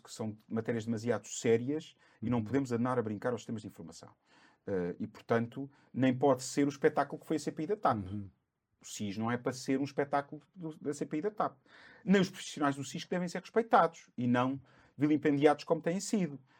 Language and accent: Portuguese; Cascais, Lisbon, Portugal; E Cascais preenche-me ainda mais. Foi onde eu nasci, onde eu fui criado